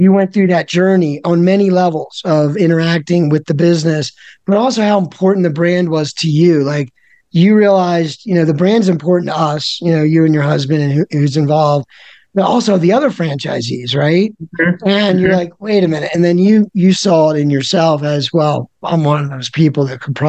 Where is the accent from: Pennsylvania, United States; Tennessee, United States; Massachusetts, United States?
Pennsylvania, United States; Philadelphia; I'm from Philadelphia